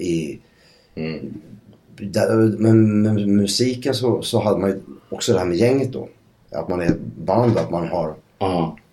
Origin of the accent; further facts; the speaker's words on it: Södertälje, Stockholm County, Sweden; jag kommer ju från Södertälje